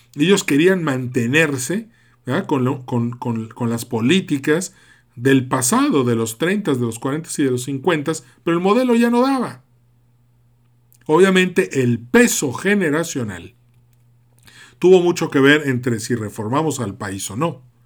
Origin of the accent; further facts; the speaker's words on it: Mexico; also born or lived in Yucatán, Mexico / Monterrey, Nuevo León, Mexico; yo soy mitad yucateco, mitad regiomontano